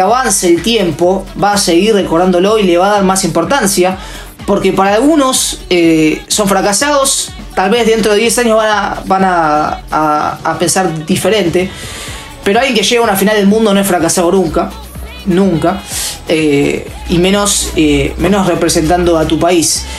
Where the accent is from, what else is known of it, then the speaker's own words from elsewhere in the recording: Argentina; como cualquier argentino normal